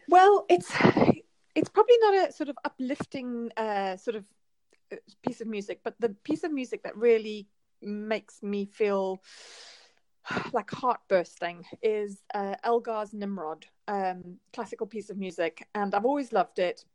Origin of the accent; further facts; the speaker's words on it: South Africa; moved away; I'm I'm from South Africa originally